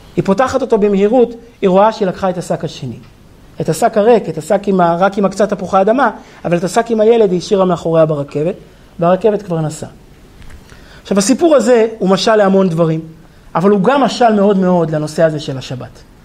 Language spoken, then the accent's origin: Hebrew; Israel; אני נולדתי כמושבניק